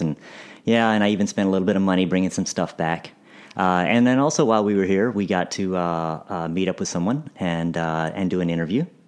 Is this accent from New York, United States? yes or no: no; Dallas, Texas, United States; I grew up in Dallas